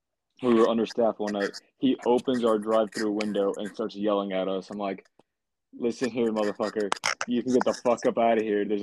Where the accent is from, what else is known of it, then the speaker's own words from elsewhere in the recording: Florida, United States; also born or lived in Puerto Rico; I'm from Florida.